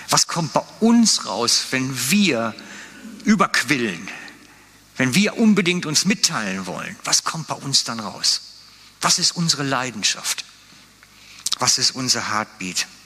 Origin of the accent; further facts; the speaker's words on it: Switzerland; Natürlich, wir sind gut da drin als Schweizer, unsere Probleme können wir immer erzählen.